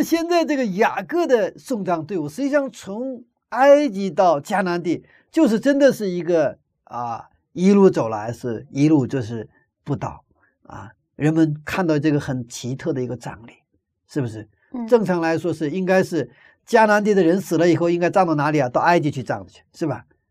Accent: China; 我们中国人的习惯

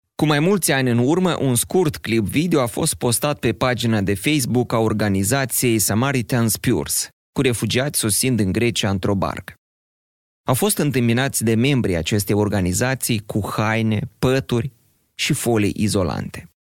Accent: Moldova; noi, moldovenii

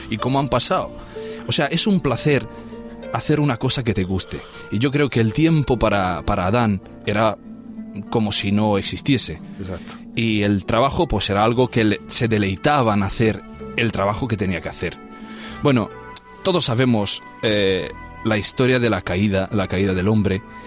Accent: Transylvania, Romania; now in Spain; todo el mundo conoce la parte de Rumanía de que vengo yo, porque es de moda hoy Transilvania

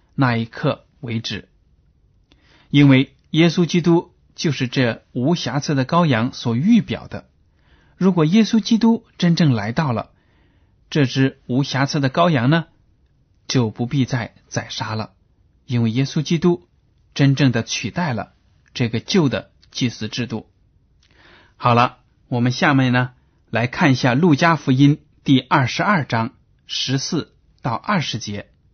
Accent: China; 我们中国人

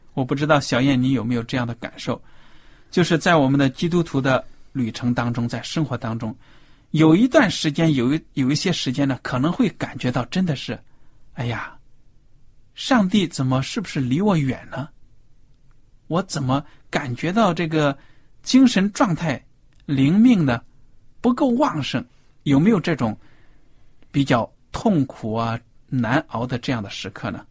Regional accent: China; 我们中国人

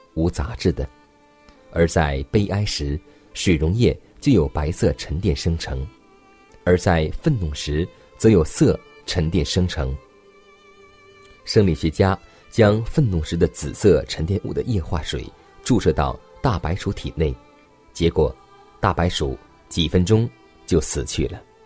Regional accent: China; 我们中国人

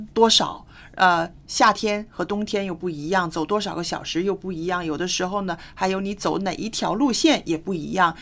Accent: China

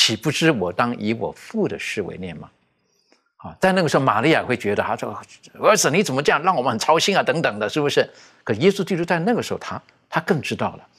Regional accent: China; 这个跟我们，特别是我们中国人，我们那种思维哈，我们孝道百善孝为先哈

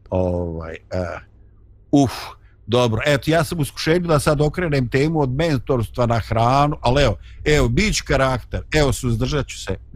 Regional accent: Bosnia & Herzegovina; kod nas u Bosni

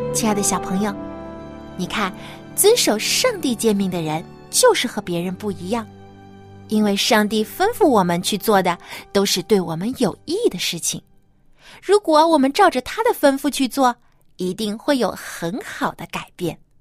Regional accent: China; 我们中国人啊，有习俗就是一家人都要团聚在一起来吃大餐

